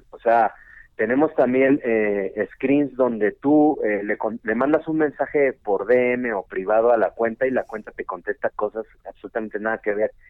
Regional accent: Mexico City, Mexico; Nací en Ciudad de México.

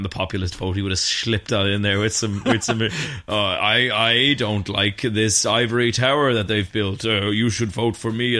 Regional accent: Ireland; As two Irish men

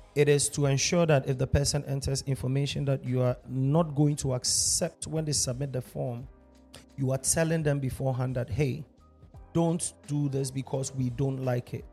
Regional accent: Ghana; half Ghanaian, half German, born and raised in Ghana. Lived my entire life here, so I consider myself Ghanaian every day, all day

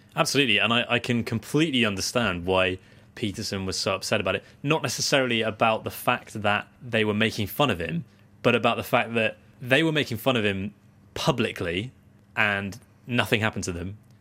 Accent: United Kingdom; as British people

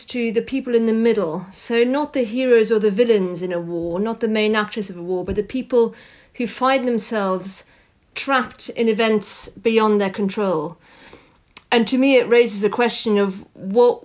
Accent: France; I grew up in France

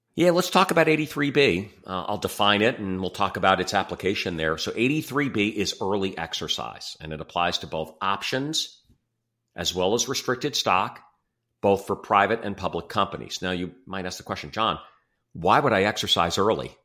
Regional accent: Livingston, New Jersey, United States; moved away as an adult; now in Chicago, United States; I grew up in New Jersey, um, Livingston, New Jersey, just outside of New York

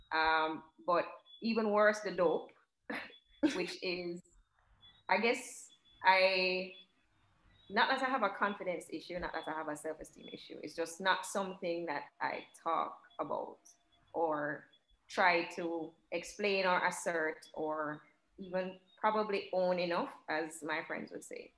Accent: Jamaica; growing up in Jamaica

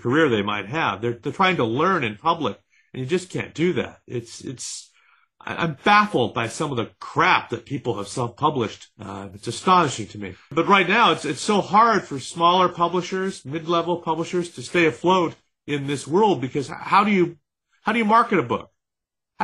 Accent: San Francisco, California, United States; My father was a television anchorman where I grew up in San Francisco

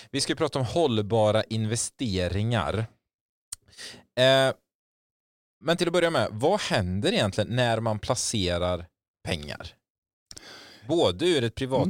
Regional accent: Netherlands; now in Skövde, Sweden; Nej, jag kommer från Nederländerna. Nederländerna slash Holland. Holland.

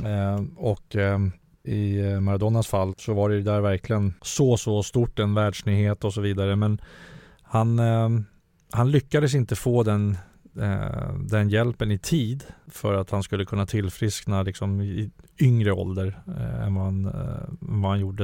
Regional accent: Huddinge, Stockholm County, Sweden; jag kommer från Vårby Gård.

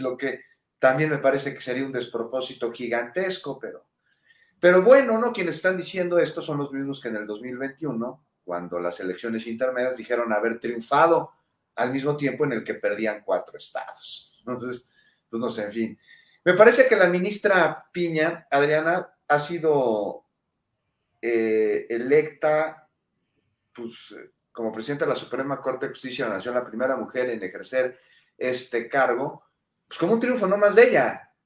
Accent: Mexico; somos mexicanos

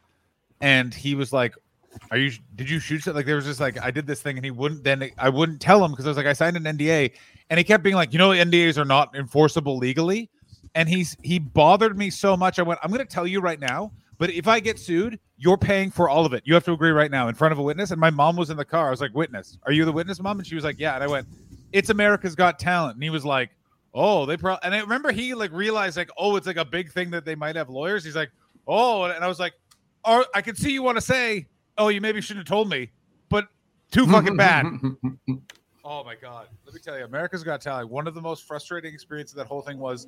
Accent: Ottawa, Ontario, Canada; now in Ireland; I grew up in Ottawa, so we got all of New York State's local programming

